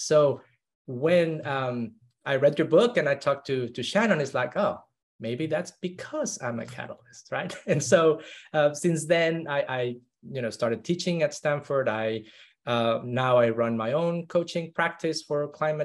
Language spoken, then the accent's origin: English; Mexico City, Mexico; I grew up in Mexico City. One of the most polluted cities in the world.